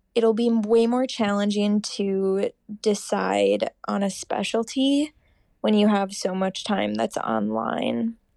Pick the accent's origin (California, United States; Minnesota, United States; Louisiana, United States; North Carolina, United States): Minnesota, United States; Rochester; born or raised there; moved away as an adult; also born or lived in Seattle, Washington / Madison, Wisconsin; now in Minneapolis, United States